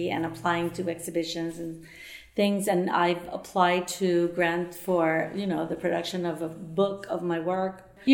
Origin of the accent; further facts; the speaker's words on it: Venezuela; moved away as an adult; also born or lived in New York / Barcelona; I was born in Venezuela. I studied art history at the Universidad Central de Venezuela